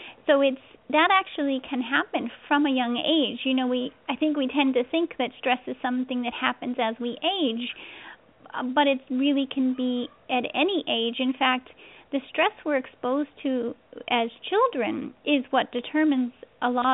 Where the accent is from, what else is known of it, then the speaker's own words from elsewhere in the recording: the Northwest, Pacific Northwest, United States; I'm from the West Coast originally. I grew up in the Northwest.